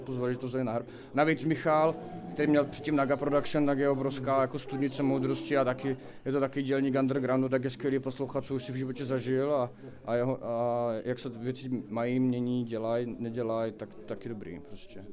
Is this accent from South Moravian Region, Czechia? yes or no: yes; Brno, South Moravian Region, Czechia; jsme z Brna